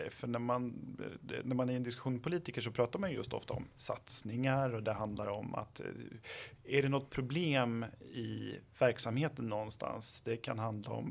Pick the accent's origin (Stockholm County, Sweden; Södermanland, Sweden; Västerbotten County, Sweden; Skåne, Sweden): Södermanland, Sweden; Flen; Ja, men jag kommer eh, från ehm, Flen så jag vet mm. vad litet det är.